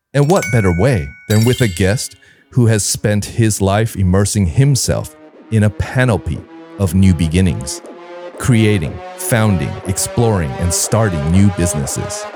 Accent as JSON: {"language": "English", "region": "California", "country": "United States", "tie": "born or raised there", "moved": "as an adult", "lives_now": "Taipei, Taiwan", "said": "in my home state of California"}